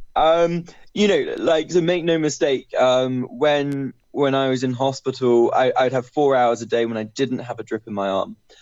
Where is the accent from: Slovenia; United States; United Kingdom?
United Kingdom; Bristol, South West England; I'm from Bristol